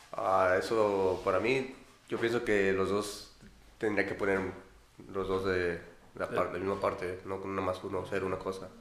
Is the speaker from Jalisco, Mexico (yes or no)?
no; Celaya, Guanajuato, Mexico; now in United States; soy de Guanajuato, Celaya, y pues normalmente voy ahí en un rancho donde vive mi mamá o en la ciudad donde vive mi papá